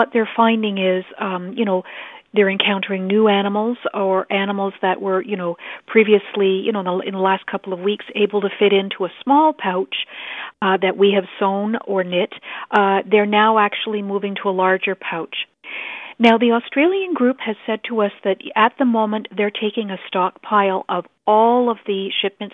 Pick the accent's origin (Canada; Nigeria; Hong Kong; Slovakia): Canada; now in Ottawa, Canada; as a Canadian